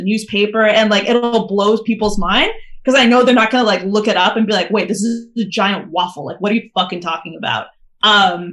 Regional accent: Calgary, Alberta, Canada; I'm from Calgary

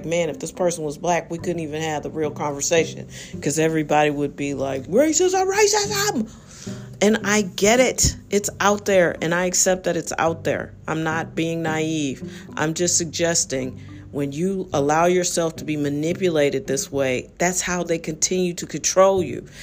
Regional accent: United States; I like being an American

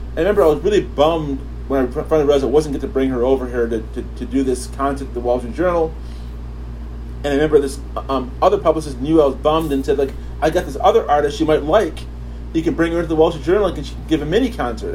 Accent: New Rochelle, New York, United States; also born or lived in Kingston, Jamaica; raised in upstate New York

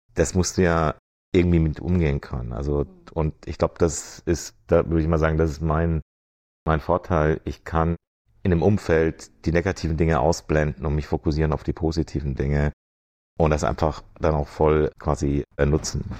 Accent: Germany; also born or lived in Washington / Frankfurt; now in Venice, United States; fühle ich mich ganz hart als Deutscher

